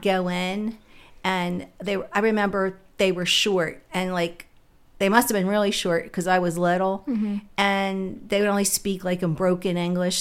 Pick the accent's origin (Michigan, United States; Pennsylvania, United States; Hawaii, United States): Pennsylvania, United States; Philadelphia; I was born in West Philly in the 50s